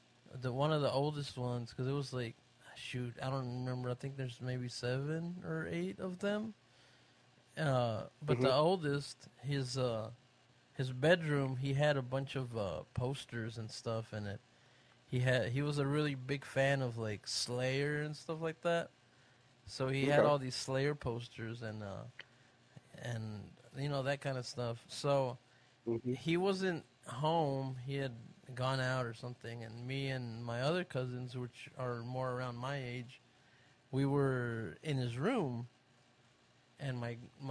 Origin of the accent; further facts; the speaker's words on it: Tarzan, Texas, United States; I grew up in a little bitty town called Tarzan, Texas